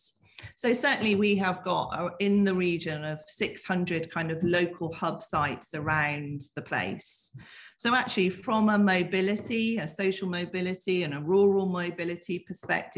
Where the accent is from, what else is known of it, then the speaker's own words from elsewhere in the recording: the Southwest, South West England, United Kingdom; accent: Southwest lilt; I was born in the Southwest. You might, there might be a bit of a lilt there that you can hear